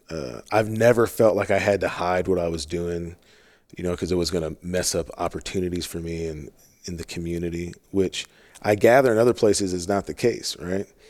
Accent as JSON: {"language": "English", "town": "St. Louis", "region": "Missouri", "country": "United States", "tie": "born or raised there", "moved": "yes", "said": "I'm from St. Louis"}